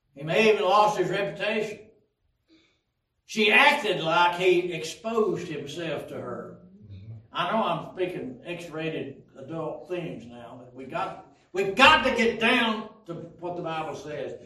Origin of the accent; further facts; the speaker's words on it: Pikeville, Tennessee, United States; When I was growing up in Pikeville, Tennessee